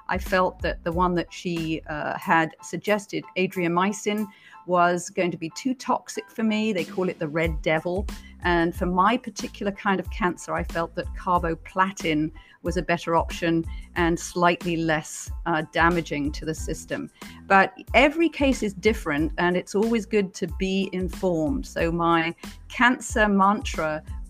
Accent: United Kingdom; moved away; also born or lived in Beijing; as you can probably tell from my accent, I'm originally from Britain

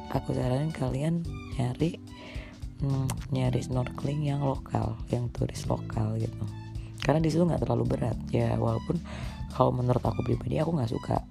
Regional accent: Karimunjawa, Central Java, Indonesia; kita-kita orang Karimun nih, di situ.

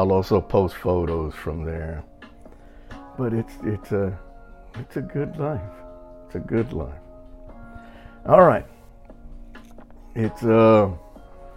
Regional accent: Texas, United States; moved away; I'm Mexican and I'm from Texas, so I'm used to Spanish.

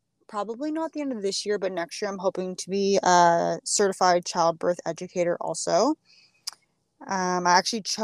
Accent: Ontario, Canada; We are from Ontario, Canada.

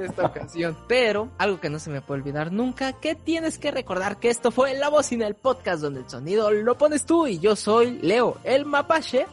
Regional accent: Mexico; soy mexicano

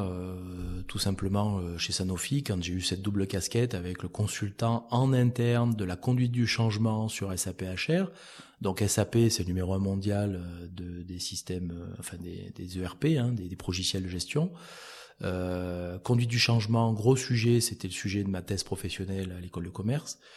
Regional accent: Auvergne-Rhône-Alpes, France; CCI du Cantal entre autres parce que je suis originaire du Cantal

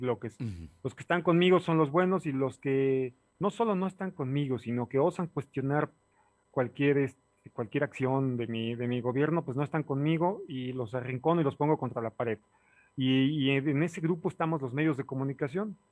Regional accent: Puebla, Mexico; como ciudadano poblano

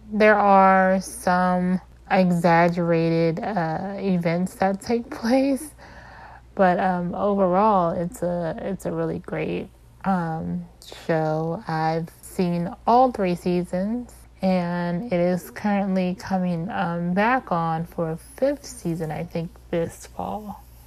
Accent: Maryland, United States; I'm from Maryland.

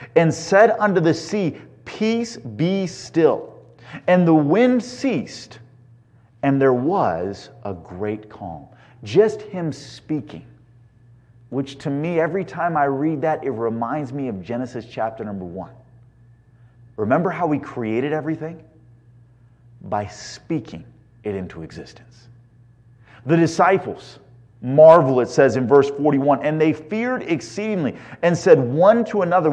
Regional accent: Indiana, United States; now in California, United States; growing up in Indiana

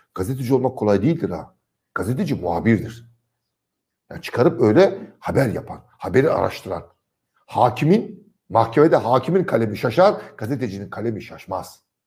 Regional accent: Trabzon, Turkey; Trabzon'da geçen çocukluk yıllarımda

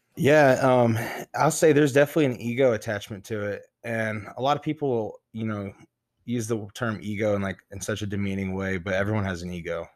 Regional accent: Midland, Texas, United States; moved away as an adult; now in Lubbock, United States; I grew up in Midland, Texas, you know, and came down to Lubbock

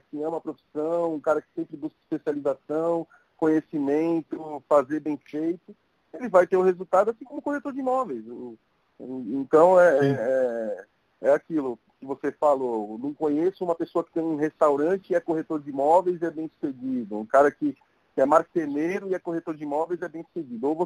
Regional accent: Santos, São Paulo, Brazil; Imbaré, como você comentou, adoro o Imbaré e, e por crescer no bairro, eu vi é, os empreendimentos subirem

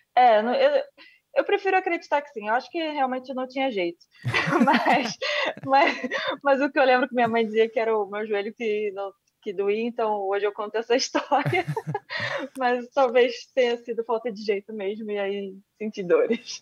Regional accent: Rio de Janeiro, Brazil; Eu nasci no Rio de Janeiro e, e no centro do Rio de Janeiro, que é, uma, é um bairro de Santa Teresa

